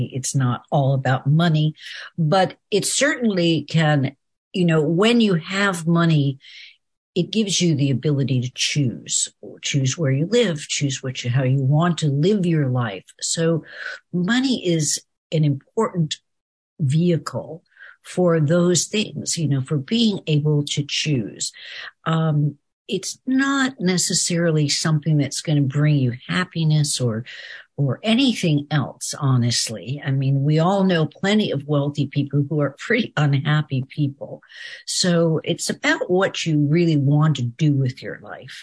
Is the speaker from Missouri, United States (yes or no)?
no; Beverly Hills, California, United States; I grew up in Beverly Hills